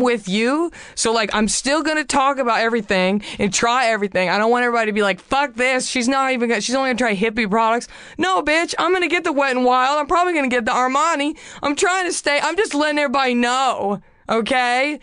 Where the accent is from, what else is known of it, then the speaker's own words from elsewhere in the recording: Garland, Texas, United States; moved away as an adult; now in Los Angeles, United States; my hometown and try Garland, Texas